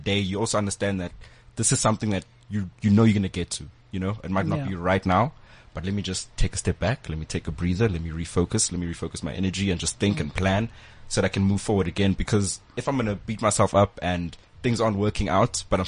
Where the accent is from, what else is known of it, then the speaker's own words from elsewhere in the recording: Cape Town, Western Cape, South Africa; moved away as an adult; now in Johannesburg, South Africa; I moved from Cape Town to Wits, then I left Wits, but I was still here in Joburg